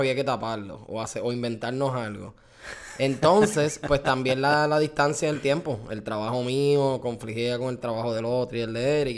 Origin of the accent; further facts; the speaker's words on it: Puerto Rico; moved away as an adult; now in Florida, United States; nosotros somos puertorriqueños